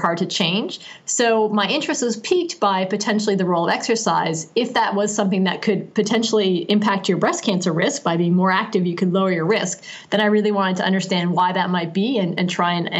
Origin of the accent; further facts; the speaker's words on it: Canada; I'm Canadian and I grew up in Canada